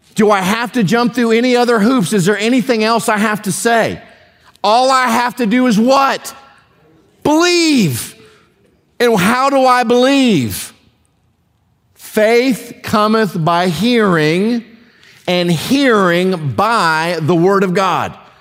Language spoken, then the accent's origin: English; United States; as a, as a American Christian